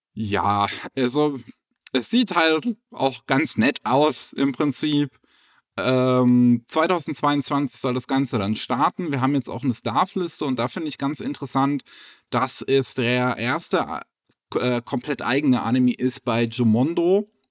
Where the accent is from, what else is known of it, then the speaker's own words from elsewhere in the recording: Germany; bei uns in Deutschland.